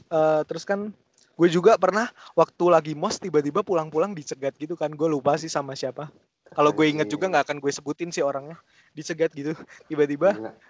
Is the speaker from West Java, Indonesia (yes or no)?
no; Semarang, Central Java, Indonesia; accent: Semarang; kayak pas gue di Semarang aja cuman ya gue nggak bisa ngomong bahasa Jawa gue tau lah cuman maksudnya gue tetap pakai logat Semarang gitu loh